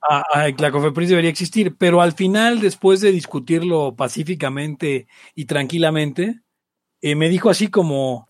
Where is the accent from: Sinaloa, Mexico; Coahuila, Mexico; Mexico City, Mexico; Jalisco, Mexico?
Mexico City, Mexico; Balbuena; soy de Avalbuena